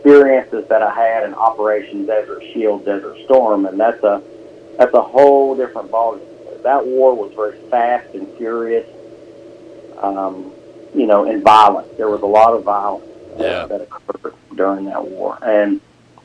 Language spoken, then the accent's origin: English; Scott Depot, West Virginia, United States; I grew up in Scott Depot, West Virginia, which is in Putnam County, a small, very small community at the time, and went to Winfield High School, graduated in 1986